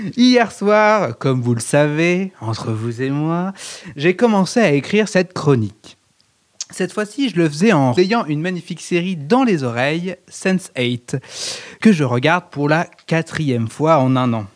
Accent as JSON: {"language": "French", "country": "France", "said": "on est français"}